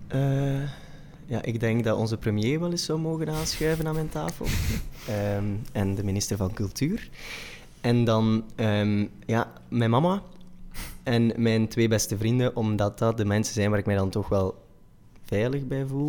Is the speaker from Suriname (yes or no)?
no; Machelen, Flanders, Belgium; accent: combo van Oost-Vlaams met West-Vlaams; also born or lived in Brussels; now in Antwerp, Belgium; ben opgegroeid in Machelen, bij Zulte. En in Deinzen naar school gegaan